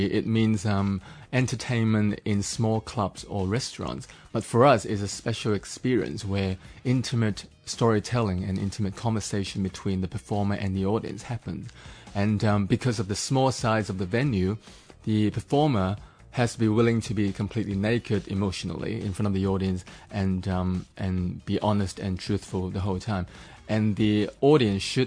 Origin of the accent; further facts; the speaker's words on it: Hong Kong; moved away as an adult; now in Sydney, Australia; I was born and bred in Hong Kong, and in fact, I grew up in the housing estate, public housing estate in Ngau Tau Kok